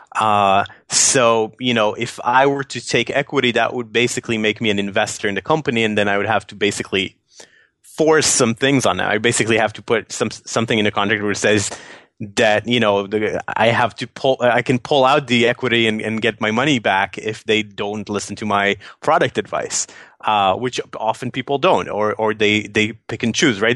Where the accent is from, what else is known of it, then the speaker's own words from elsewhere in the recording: Tel Aviv, Tel Aviv District, Israel; moved away as an adult; also born or lived in New York City; I went back to my hometown after we sold the company, um, and and kind of kind of living in Tel Aviv right now